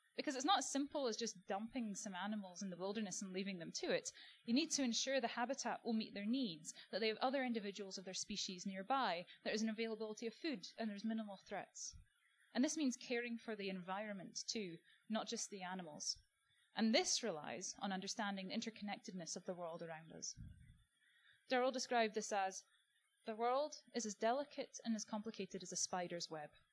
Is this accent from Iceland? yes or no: no; Scotland, United Kingdom; moved away as an adult; now in Australia; growing up in Scotland on a diet of Attenborough